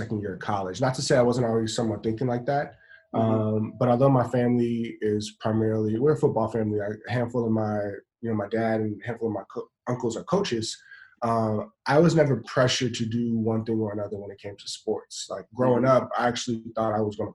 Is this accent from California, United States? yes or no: yes; Los Angeles, California, United States; I grew up in South Central